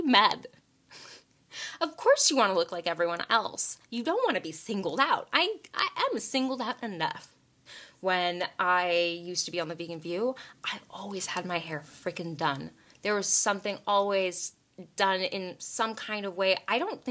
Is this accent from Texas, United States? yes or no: yes; Texas, United States; growing up in Texas